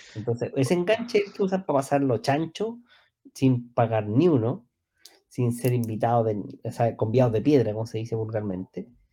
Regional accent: Chile; como soy chileno

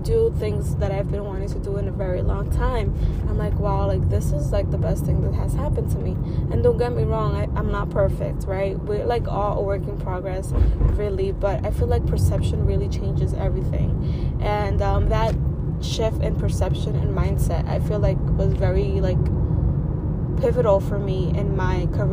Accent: New York City, New York, United States; born and raised in Washington Heights

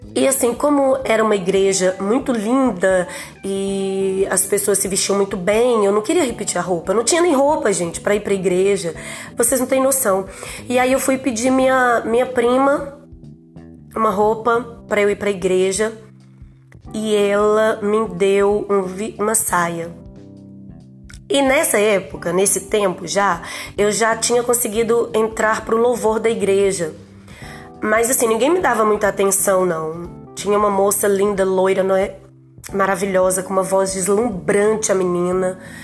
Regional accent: Teófilo Otoni, Minas Gerais, Brazil; Eu sou de Teoflotone

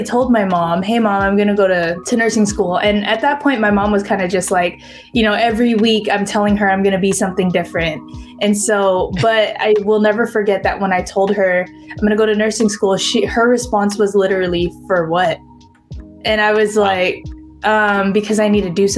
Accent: San Diego, California, United States; moved away as an adult; now in Los Angeles, United States; moving out of my hometown

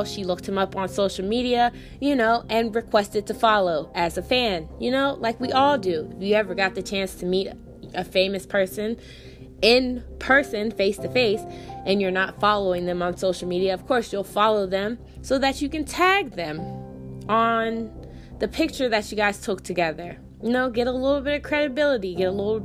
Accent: Pittsburgh, Pennsylvania, United States; I'm from Pittsburgh.

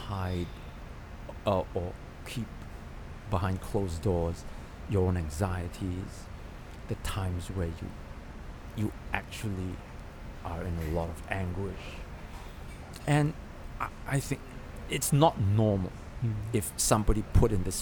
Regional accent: Singapore; we are Singaporeans. We were born and bred in Singapore.

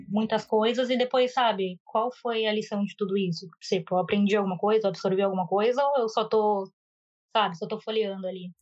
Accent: Brazil; moved away as an adult; now in Japan; eu sou brasileira descendente de japoneses

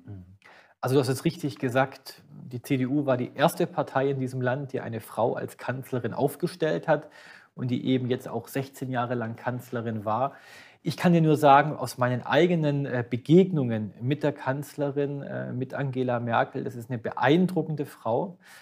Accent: Böblingen, Baden-Württemberg, Germany; Ich war Gemeinderat, ja, in meiner Geburtsstadt in Böblingen

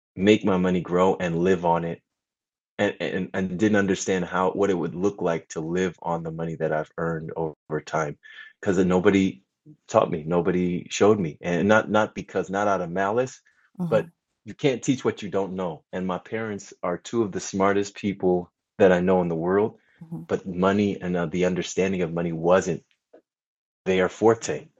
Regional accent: California, United States; also born or lived in France / Germany / Poland; I was born here along with my two younger brothers um, and grew up out here in California

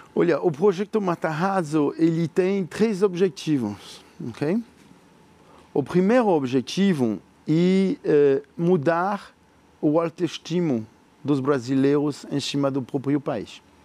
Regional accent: France; Portuguese is a second language; moved away as an adult; now in Brazil; como um empreendedor francês como eu, que tive tudo lá em França

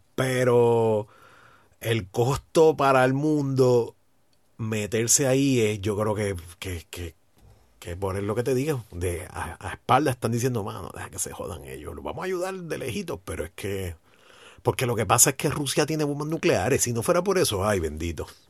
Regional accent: Puerto Rico; nosotros como boricua

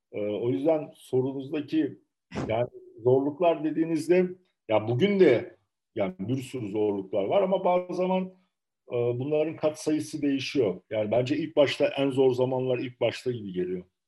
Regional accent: Adana, Turkey; also born or lived in Tarsus / Istanbul / Bordeaux; 1972 Adana doğumluyum.

